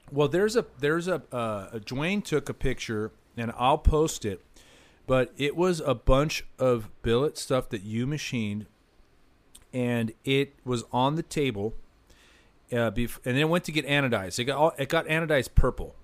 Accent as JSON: {"language": "English", "area": "Orange County", "region": "Southern California", "country": "United States", "tie": "born or raised there", "said": "growing up in Southern California, especially in Orange County, uh, LA area"}